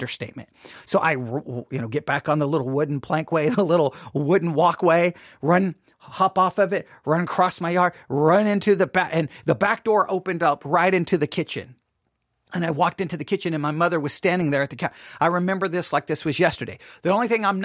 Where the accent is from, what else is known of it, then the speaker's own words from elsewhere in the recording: Buffalo Gap, Texas, United States; I grew up in West Texas, mind you, obviously, Buffalo Gap, Texas